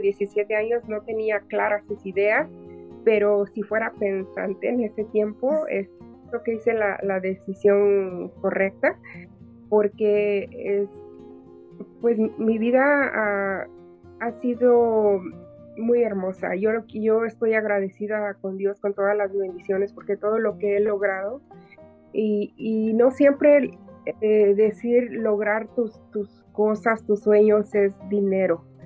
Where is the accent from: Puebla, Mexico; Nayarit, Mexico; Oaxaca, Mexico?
Oaxaca, Mexico; now in Los Angeles, United States; mi cultura oaxaqueña